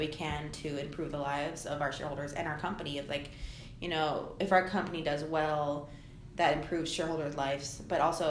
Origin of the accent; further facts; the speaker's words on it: Anchorage, Alaska, United States; being raised in Alaska. I mean, I was raised here in Anchorage